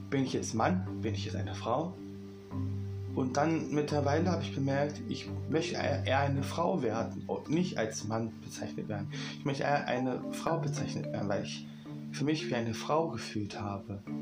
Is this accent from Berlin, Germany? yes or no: yes; Berlin, Germany; Ich komme aus Berlin und bin 21 Jahre alt.